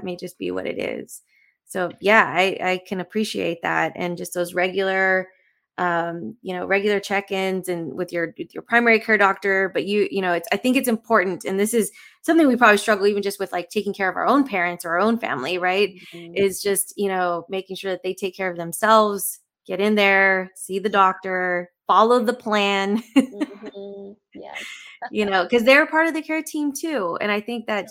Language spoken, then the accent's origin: English; South Texas, United States; moved away; the community I grew up was in South Texas, where there's a large Hispanic community